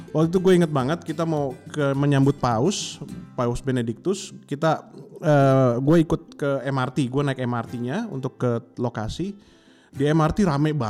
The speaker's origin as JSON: {"language": "Indonesian", "country": "Indonesia", "said": "eh where you come from? Dari mana gitu kan? Uh, eh, gue dari Indonesia."}